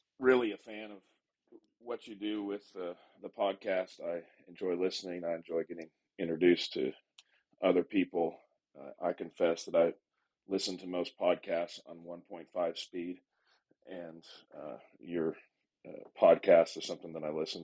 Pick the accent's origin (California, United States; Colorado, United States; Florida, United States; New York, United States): California, United States; now in Midland, United States; I grew up in California